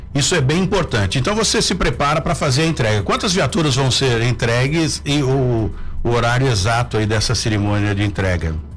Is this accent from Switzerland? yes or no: no; São José dos Campos, São Paulo, Brazil; sou joseense, nascido e criado aqui em São José